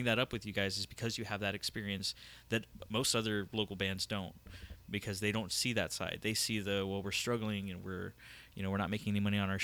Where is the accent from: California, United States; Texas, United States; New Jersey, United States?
Texas, United States; San Antonio; I grew up on the Northwest side, and the closest thing to anything like that I knew of was Leon Valley